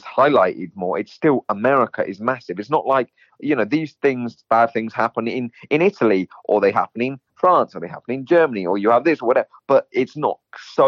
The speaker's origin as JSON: {"language": "English", "region": "England", "country": "United Kingdom", "also_born_or_lived": "California", "moved": "yes", "lives_now": "Florida, United States", "said": "I'm an English rider"}